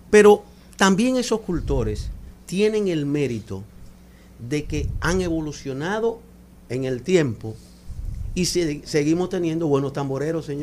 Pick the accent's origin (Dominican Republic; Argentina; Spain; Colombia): Dominican Republic; es el mayor aporte de África a nuestra sociedad, a nuestra tradición y a nuestra cultura. Como dominicanos.